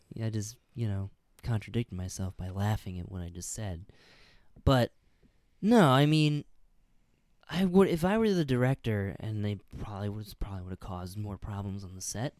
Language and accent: English; Illinois, United States; born or raised there; moved away